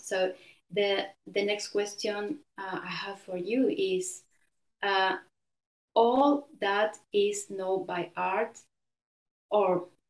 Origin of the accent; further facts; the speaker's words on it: Buenos Aires, Argentina; now in Genoa, Italy; So Buenos Aires, in three words, political, cosmopolitan, masculine. It's a very masculine city.